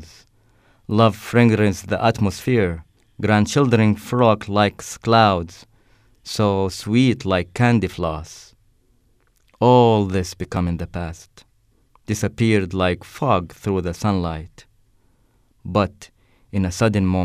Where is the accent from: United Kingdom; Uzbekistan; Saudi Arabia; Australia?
Saudi Arabia; moved away as an adult; now in United States; I'm an international student from Saudi Arabia